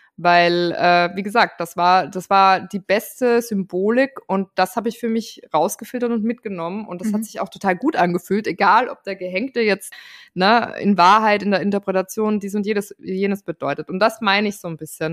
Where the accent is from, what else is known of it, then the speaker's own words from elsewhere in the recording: Austria; als Österreicherin